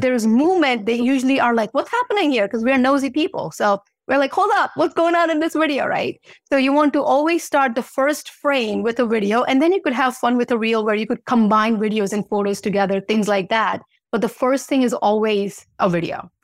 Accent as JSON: {"language": "English", "country": "U.S. Virgin Islands", "tie": "born or raised there", "moved": "yes", "said": "I grew up in Saint Thomas, and beach is my thing"}